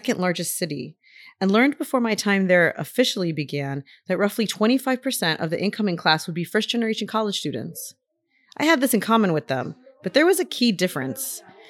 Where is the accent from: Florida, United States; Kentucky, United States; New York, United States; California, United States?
Florida, United States; Miami; now in Lincoln, United States; I'll say, oh, I'm from Miami. And they're like, oh, is that where you're coming from? I'm like, well, no, I live in Lincoln, but I'm from Miami.